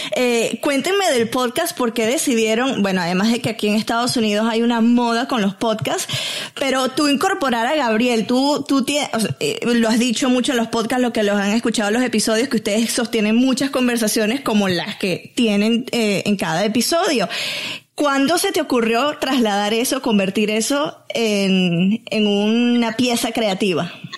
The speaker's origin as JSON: {"language": "Spanish", "country": "Venezuela", "said": "mi tierra"}